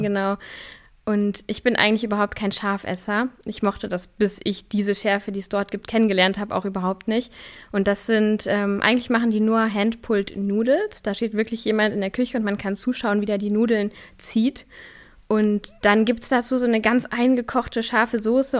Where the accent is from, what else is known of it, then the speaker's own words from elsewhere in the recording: a village near Kassel, Hesse, Germany; also born or lived in Austria / Göttingen; now in Berlin, Germany; ich bin auf einem Dorf in der Nähe von Kassel groß geworden